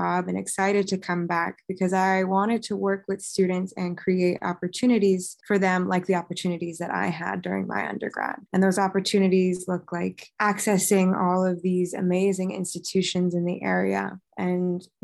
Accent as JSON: {"language": "English", "area": "Westchester", "region": "New York", "country": "United States", "tie": "born or raised there", "moved": "as an adult", "lives_now": "Massachusetts, United States", "said": "I grew up in Westchester, New York"}